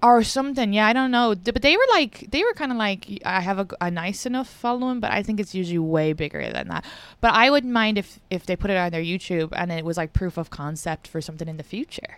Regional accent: Ireland; now in United States; I'm from Ireland and an immigrant

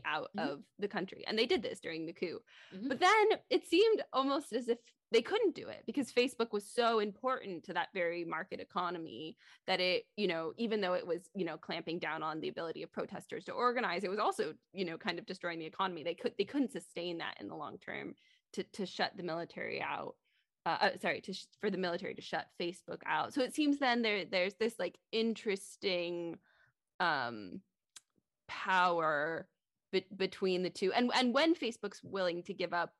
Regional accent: California, United States; I'm from California

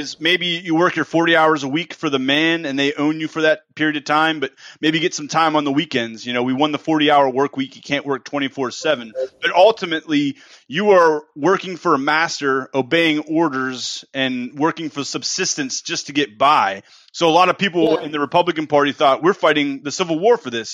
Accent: East Coast, United States; moved away as an adult; now in Texas, United States; I'm from the East Coast. I'm an East Coaster. I've been in Texas for the last uh, year now

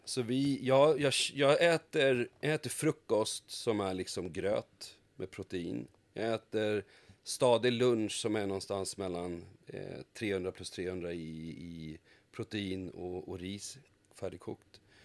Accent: Haninge, Stockholm County, Sweden; är född och uppvuxen ute i Haninge

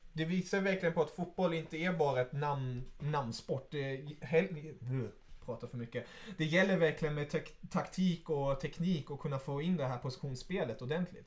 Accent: Germany; moved away; som tysk.

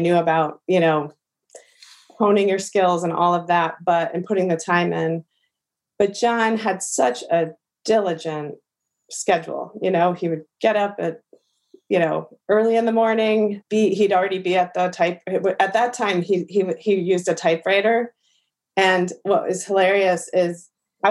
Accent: New York City, New York, United States; also born or lived in Miami / Los Angeles; I moved when I was 18 months old to Brooklyn with my parents

